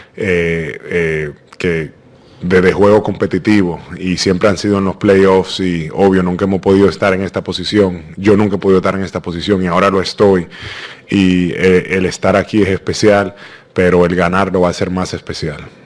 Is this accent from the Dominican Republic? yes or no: yes; Dominican Republic; como dominicano